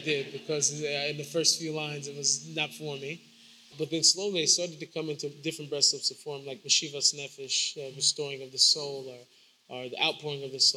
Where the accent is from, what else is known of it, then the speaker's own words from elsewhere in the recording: Seattle, Washington, United States; I grew up in Seward Park. I grew up in a Jewish neighborhood, more or less